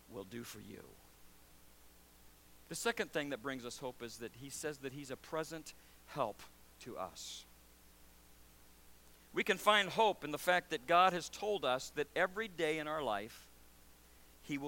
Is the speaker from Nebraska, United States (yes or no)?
yes; Nebraska, United States; also born or lived in Louisiana / Missouri; now in Syracuse, United States; I was born in Louisiana, raised in Nebraska, met my wife in Missouri, and now live in Syracuse